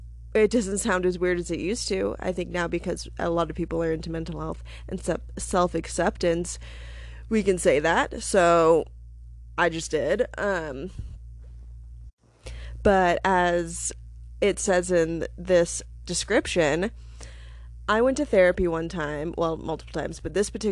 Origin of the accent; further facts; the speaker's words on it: Alaska, United States; now in Denver, United States; I am from Alaska. I used to be a newspaper journalist.